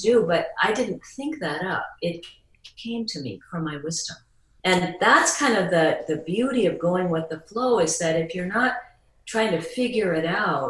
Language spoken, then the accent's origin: English; Midwest, United States; moved away as an adult; now in Hawaii, United States; I was from the Midwest